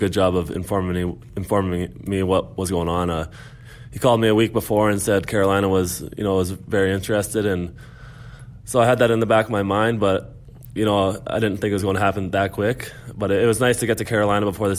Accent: Brandon, Manitoba, Canada; moved away; my hometown. It's a hockey town back in Brandon, Manitoba

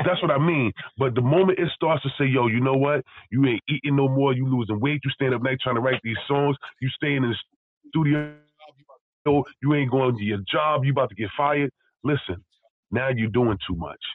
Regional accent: United States; an American male, family from the South

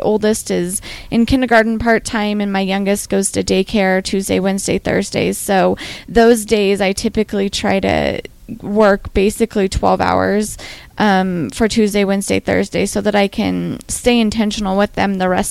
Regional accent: Western Nebraska, United States; I grew up in Western Nebraska, which is a place that's not super into wellness

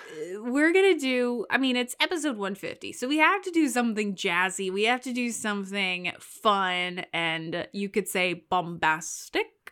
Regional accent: Louisiana, United States; I was born in Louisiana, so I say New Orleans

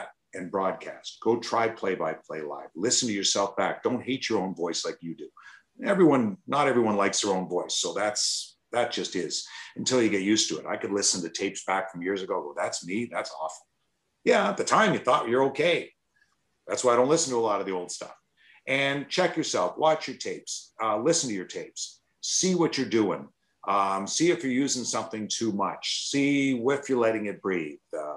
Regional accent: Toronto, Ontario, Canada; moved away as an adult; now in Detroit, United States; I never got to the American League or the Ontario Hockey League growing up in Toronto

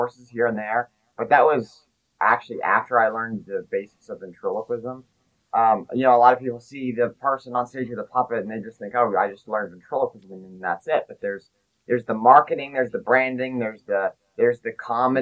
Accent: Dallas, Texas, United States; also born or lived in Plano, Texas / Frisco, Texas; I'm from Dallas, Texas. I live in the Plano, Frisco area.

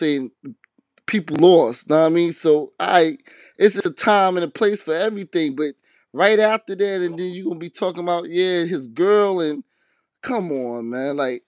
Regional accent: New Jersey, United States; And then I was raised in Jersey also.

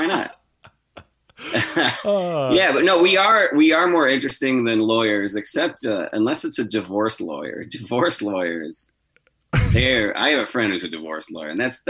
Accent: Chicago, Illinois, United States; now in Phoenix, United States; I'm from Chicago, and I grew up in the west suburbs of Chicago

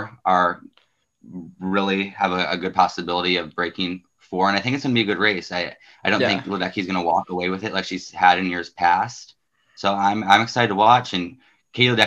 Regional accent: Southern Indiana, United States; I'm also from Southern Indiana, Notre Dame, Go Fighting Irish.

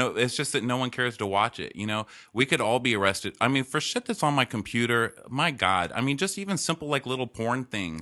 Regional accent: El Paso, Texas, United States; moved away; growing up in El Paso

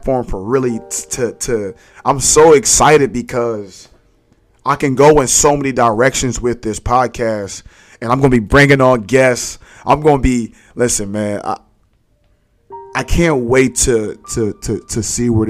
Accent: Philadelphia, Pennsylvania, United States; born and raised in Philly. You know, I grew up in Abbotsford Projects

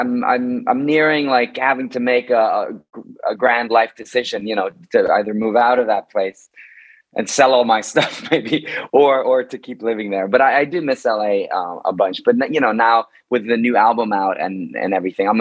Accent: Bergen, Vestland, Norway; in Bergen, in my hometown in Norway

